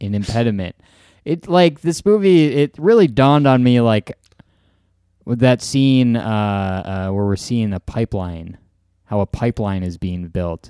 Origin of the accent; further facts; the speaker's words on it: Wisconsin, United States; I'm from Wisconsin